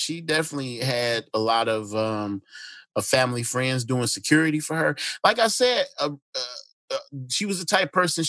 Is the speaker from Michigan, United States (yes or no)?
yes; Detroit, Michigan, United States; Shit, I'm from Detroit.